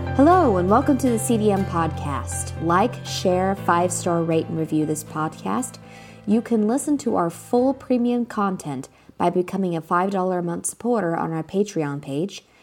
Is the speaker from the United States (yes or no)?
yes; United States; growing up in America